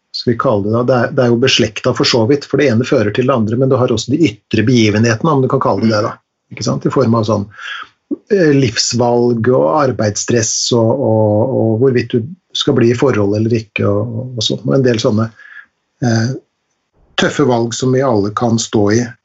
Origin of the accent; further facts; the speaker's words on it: Langesund, Telemark, Norway; på fjorden i Langesund der jeg vokste opp